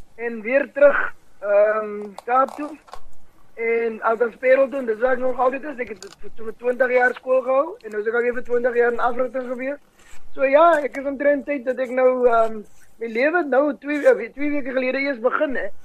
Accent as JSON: {"language": "Afrikaans", "town": "Paarl", "region": "Western Cape", "country": "South Africa", "tie": "born or raised there", "said": "in die middel van die dorp waar daar vandag sportvelde lê uh um, vir skole dis waar ons groot geraak het in die bergrivier"}